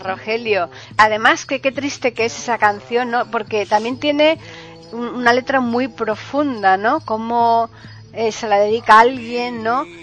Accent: Seville, Andalusia, Spain; yo soy eh, sevillana

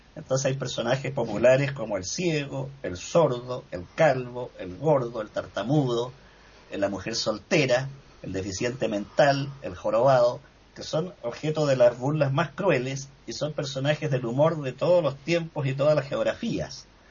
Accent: Valdivia, Los Ríos, Chile; en el sur de mi país, donde yo me crié en Valdivia, que es zona marítima costera

